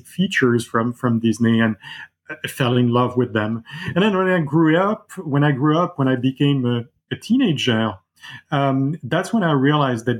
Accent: Paris, Île-de-France, France; I grew up in Paris

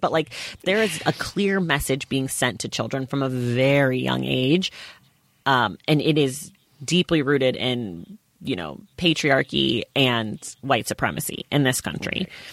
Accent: United States; as an American

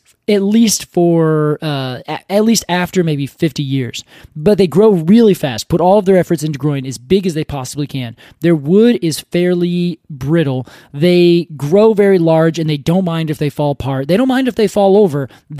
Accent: Ohio, United States; Growing up in Ohio, regrettable as that already is, there is this tree.

